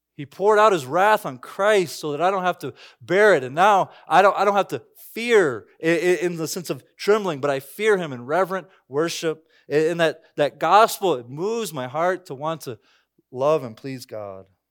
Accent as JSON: {"language": "English", "country": "United States", "said": "I'm an American citizen."}